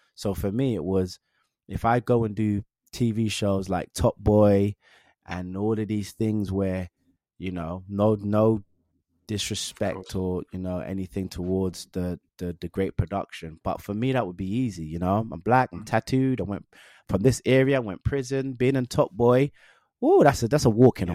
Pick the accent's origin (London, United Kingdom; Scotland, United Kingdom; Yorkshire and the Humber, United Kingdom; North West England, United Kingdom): London, United Kingdom; also born or lived in Willesden / Harlesden; I'm from Northwest London. I grew up in Northwest London